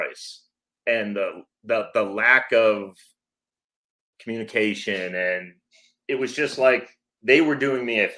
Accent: Massachusetts, United States; moved away as an adult; now in Georgia, United States; I am actually from Massachusetts. I live in Georgia now.

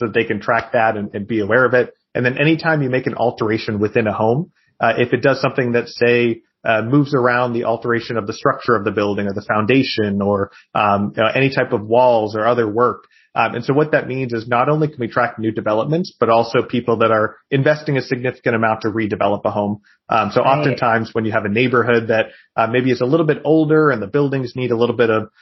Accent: New Hampshire, United States; moved away; also born or lived in Boston; my hometown in New Hampshire.

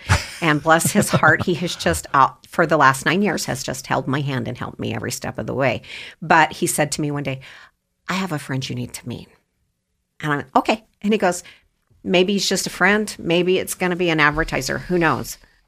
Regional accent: Idaho, United States; also born or lived in Oregon; as somebody who's been here literally most of my life, my folks moved back to Idaho when I was 2 from Oregon.

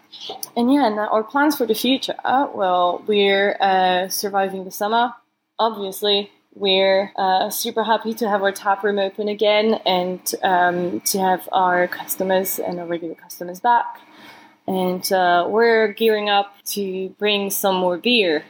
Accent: Mons, Wallonia, Belgium; now in London, United Kingdom; I'm from a place called Mons. It doesn't really have anything interesting there except from coal mines. Yeah, we have good beer, actually. I grew up close to the Dupont brewery, between Dupont and Chimay

